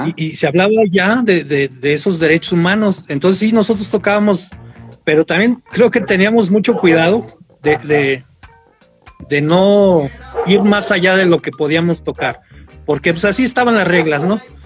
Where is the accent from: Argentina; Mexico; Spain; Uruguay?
Mexico; la colonia Llamaradas, Bugambilias, de donde yo soy